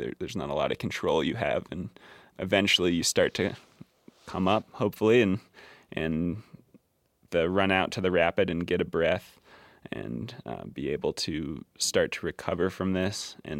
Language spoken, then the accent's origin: English; Glenwood Springs, Colorado, United States; Yeah, I grew up in Glenwood Springs, Colorado.